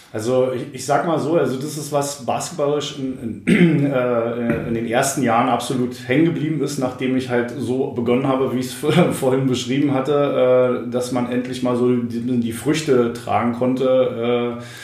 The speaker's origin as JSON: {"language": "German", "region": "Brandenburg", "country": "Germany", "said": "wir sind da wirklich äh, als äh, Brandenburger irgendwie rumgerannt"}